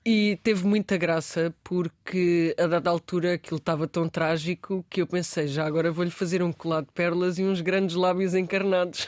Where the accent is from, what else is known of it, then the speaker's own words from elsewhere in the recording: Beja, Alentejo, Portugal; eu nasci em Beja